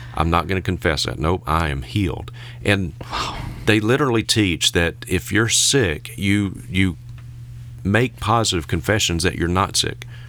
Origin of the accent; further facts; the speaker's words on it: Vicksburg, Mississippi, United States; I was born and reared in Vicksburg, Mississippi